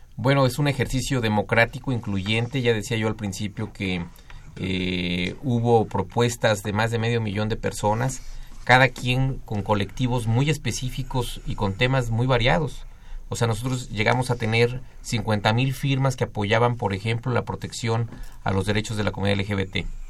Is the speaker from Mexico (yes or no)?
yes; Mexico